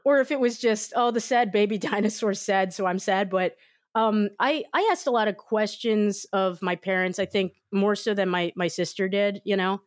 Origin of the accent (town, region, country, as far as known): United States